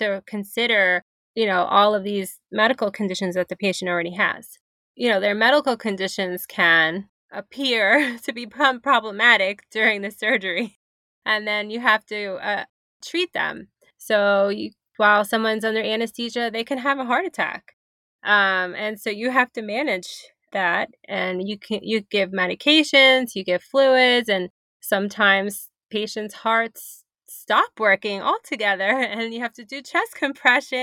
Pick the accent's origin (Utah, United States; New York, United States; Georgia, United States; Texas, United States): New York, United States; New York City; I grew up in Brooklyn, New York.